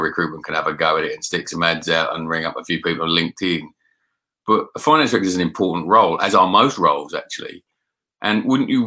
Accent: London, United Kingdom; moved away as an adult; also born or lived in Scotland / Yorkshire; I was born in South East London.

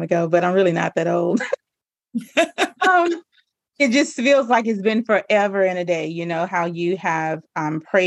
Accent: Louisiana, United States; I'm really just a good country girl at heart. I'm a girl from Louisiana

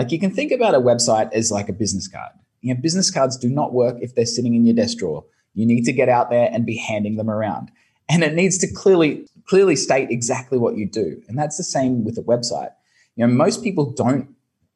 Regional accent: Brisbane, Queensland, Australia; moved away as an adult; now in Ho Chi Minh City, Vietnam; I'm here in Saigon in Vietnam, but originally from Brisbane, Australia.

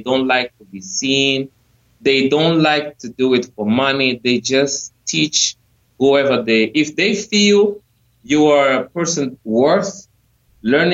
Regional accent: Angola; I come from Angola

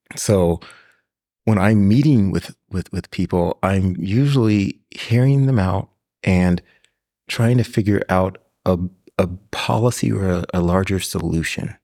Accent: Pasadena, California, United States; third, fourth generation from Pasadena, California, and came through public schools. So, through Longfellow Elementary, Washington Middle School, John Muir High School

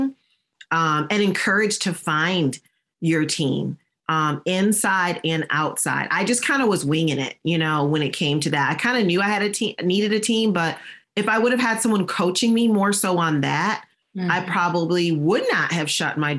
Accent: Michigan, United States; moved away as an adult; also born or lived in Virginia; I'm from Michigan and I was living in Virginia

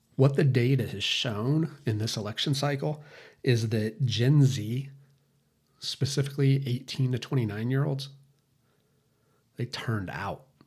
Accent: United States; us as American citizens

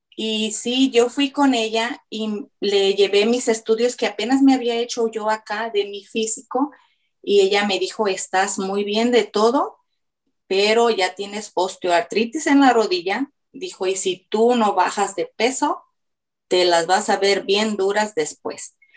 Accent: Mexico; now in Florida, United States; Soy de México, pero radico en Florida

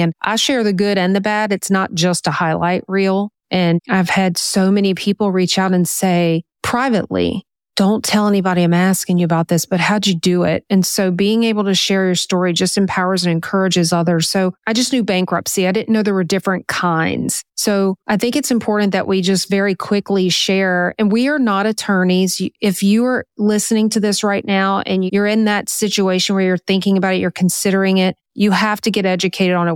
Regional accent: Louisiana, United States; also born or lived in North Carolina; we moved from North Carolina back home to Louisiana

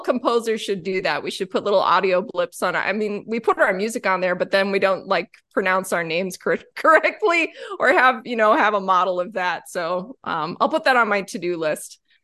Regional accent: Whitewater, Wisconsin, United States; I grew up in Whitewater, Wisconsin

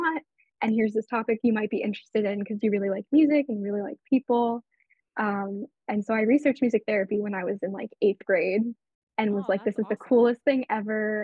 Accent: Palm Beach County, Florida, United States; I'm from Palm Beach County, Florida. About an hour and a half from here

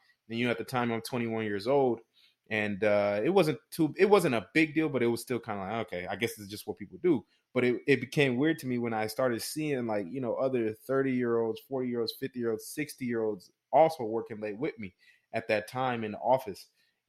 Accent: Houston, Texas, United States; moved away as an adult; now in San Antonio, United States; I'm from Houston and currently out here in San Antonio, Texas. But I moved out here when I was, you know, about 18 years old.

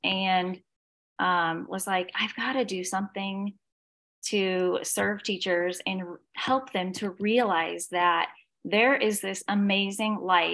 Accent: Indiana, United States; moved away as an adult; now in Savannah, United States; I am from Indiana, now live in Savannah, Georgia

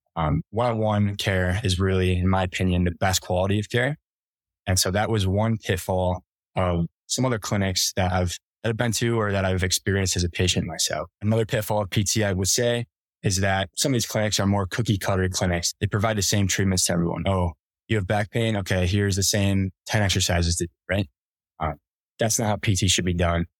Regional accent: Rochester, New York, United States; moved away as an adult; now in Colorado, United States; grew up in Rochester, New York.

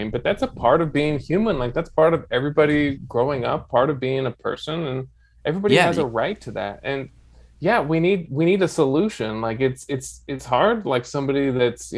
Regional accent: United States; moved away as an adult; also born or lived in Carinthia, Austria; now in Austria; being an American abroad, being gone for these 6 or 7 years

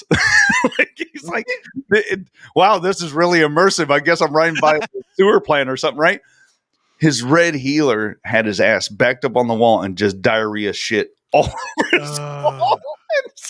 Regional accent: the South, United States; because we're from the South, and I was like, yeah, Southern Takeover, that's cool.

